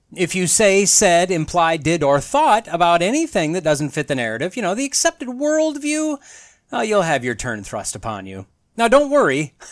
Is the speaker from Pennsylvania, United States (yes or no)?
no; northern Wisconsin, United States; despite my growing up years in northern Wisconsin